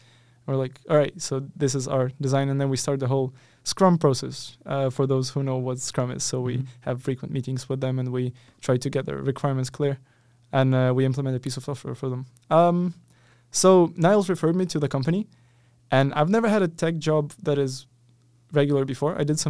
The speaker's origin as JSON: {"language": "English", "country": "Ukraine", "moved": "as an adult", "said": "so I come from Ukraine"}